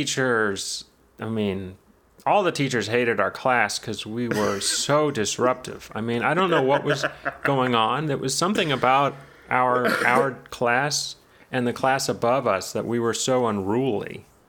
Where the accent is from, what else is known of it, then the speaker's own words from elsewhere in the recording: New York, United States; And we're from New York, but we speak like this